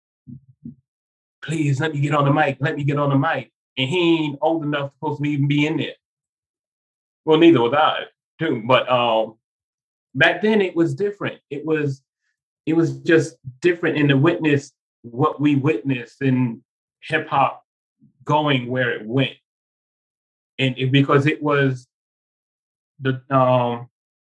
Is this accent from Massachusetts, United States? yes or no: no; New York City, New York, United States; where I grew up in Bedford-Stuyvesant, Brooklyn